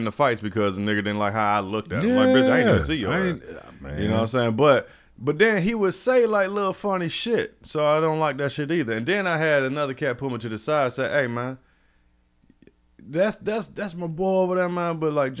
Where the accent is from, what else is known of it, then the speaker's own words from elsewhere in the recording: Florida, United States; I mean, I wasn't born in Florida. You know, I'm Florida rooted as far as my dad, and I was raised in Florida. You know, I'm a military brat.